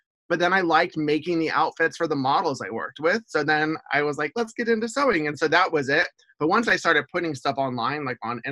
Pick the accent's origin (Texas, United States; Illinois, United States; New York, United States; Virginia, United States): Texas, United States; Houston; moved away as an adult; also born or lived in Seattle / Portland / Olympia; now in Camas, United States; I grew up in Houston